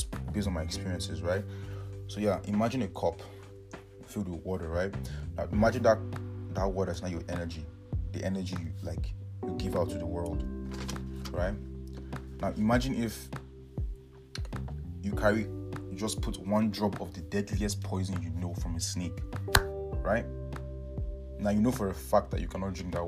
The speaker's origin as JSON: {"language": "English", "country": "Nigeria", "moved": "yes", "lives_now": "Canada", "said": "I'm from Nigeria, but right now, currently, I'm studying in Canada"}